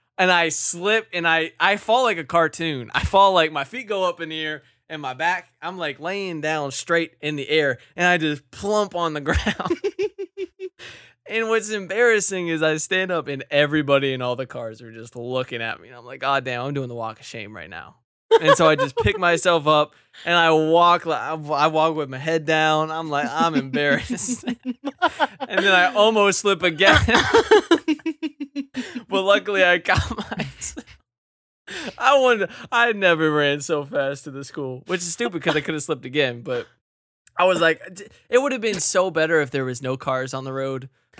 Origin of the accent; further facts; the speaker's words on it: Virginia, United States; I came from not Wyoming. I came from Virginia and we don't have snow ever.